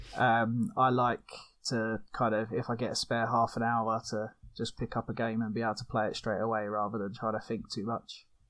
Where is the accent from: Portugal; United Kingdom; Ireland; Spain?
United Kingdom; from the UK, as you probably can hear from my accent